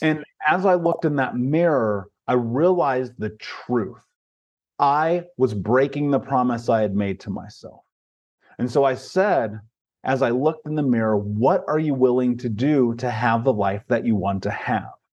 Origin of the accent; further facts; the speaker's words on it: Indianapolis, Indiana, United States; I grew up in Indianapolis, Indiana, in America.